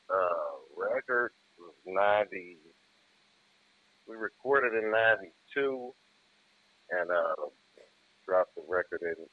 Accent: Kansas City, Missouri, United States; also born or lived in Chicago; spent some time in Chicago too, but born and raised in Kansas City, Missouri. My pops from Chicago. Okay. Uh, north North Side.

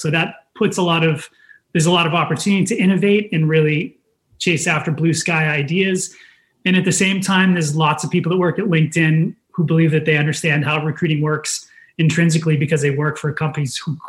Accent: Dedham, Massachusetts, United States; I grew up outside of Boston in Dedham, Massachusetts

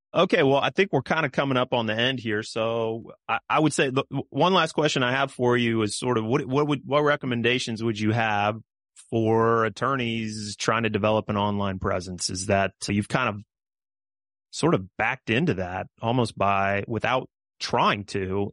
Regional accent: Kansas, United States; growing up in Kansas

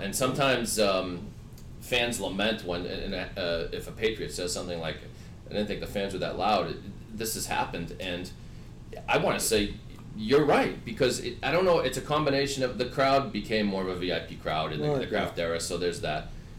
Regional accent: Sharon, Massachusetts, United States; I grew up in Sharon where I live now

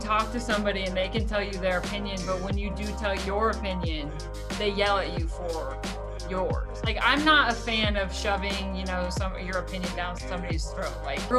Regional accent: Omaha, Nebraska, United States; moved away as an adult; also born or lived in Kansas City / Los Angeles; now in Denver, United States; I'm from Omaha, Nebraska originally. Went to school at Kansas State and then moved to Kansas City after that. Lived there for about a year and a half.

